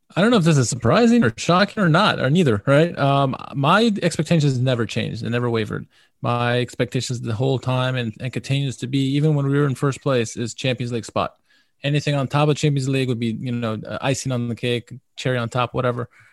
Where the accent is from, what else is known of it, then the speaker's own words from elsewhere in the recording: United States; I'm American